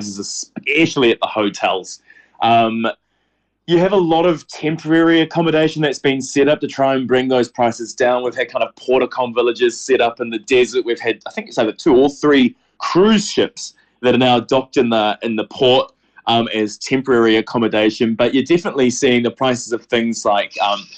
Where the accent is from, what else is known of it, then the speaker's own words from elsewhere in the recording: New Zealand; moved away; I'm from New Zealand.